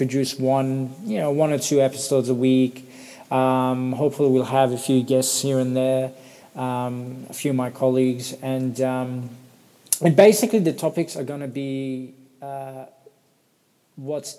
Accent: Perth, Western Australia, Australia; also born or lived in Sydney; I'm from Perth, Western Australia. I've been living here for 20 years

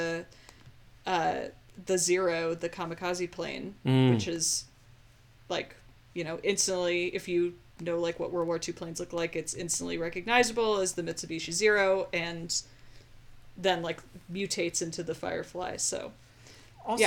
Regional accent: United States; I'm an American

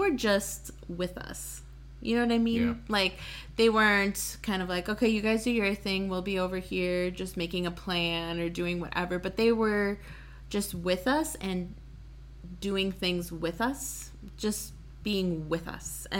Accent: Waukesha, Wisconsin, United States; I grew up in Waukesha

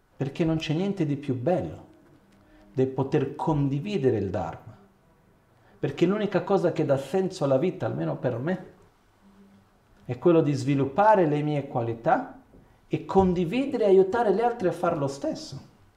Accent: Brazil; sono occidentale, sono brasiliano

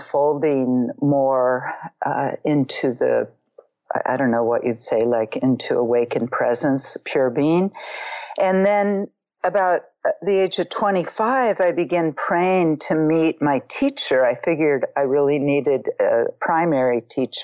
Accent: Marin County, Northern California, United States; I grew up in Marin County, Northern California, the Bay Area, quite a liberal place.

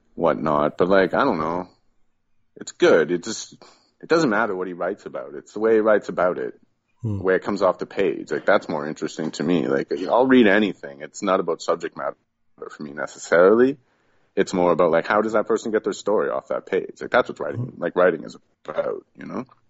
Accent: Southern Ontario, Canada; moved away as an adult; also born or lived in Toronto; now in Quebec, Canada; I grew up in Southern Ontario

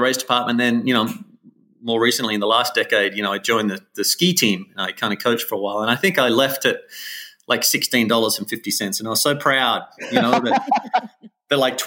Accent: Wollongong, New South Wales, Australia; accent: Aussie; moved away as an adult; now in Mammoth Lakes, United States; my strong Aussie accent at the time. And I grew up on the coast in Australia

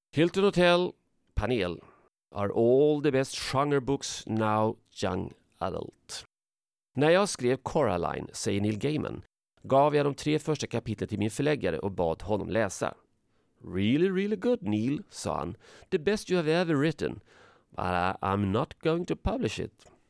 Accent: Sweden; jag är från Sverige

